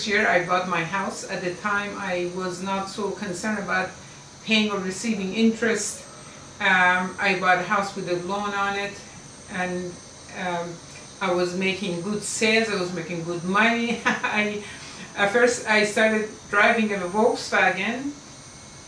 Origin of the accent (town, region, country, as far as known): Iran; English is a second language; moved away as an adult; now in United States